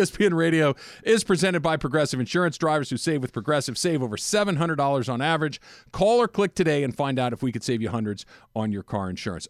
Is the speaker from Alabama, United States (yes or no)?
no; Los Angeles, California, United States; I grew up in L A. I've lived here almost my entire life